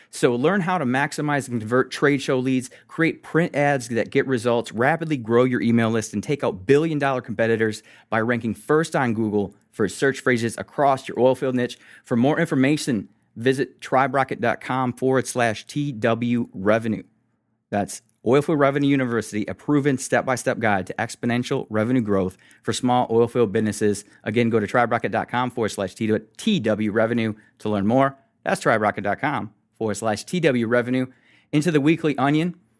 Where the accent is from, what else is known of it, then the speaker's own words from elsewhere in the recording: United States; Being American